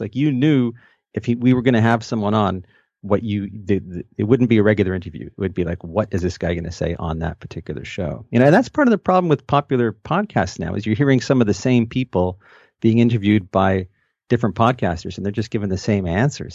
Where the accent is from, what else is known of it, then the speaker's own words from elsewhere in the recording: Montreal, Quebec, Canada; also born or lived in Toronto, Ontario; now in London, Canada; Growing up in Montreal